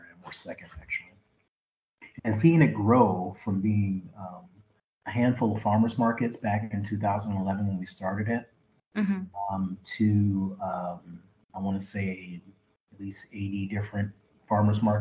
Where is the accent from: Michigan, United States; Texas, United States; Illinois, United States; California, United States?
Illinois, United States; Chicago; I'm a person of color, born and raised in Chicago, and I lived all over the city, but primarily I've lived on the south and west sides.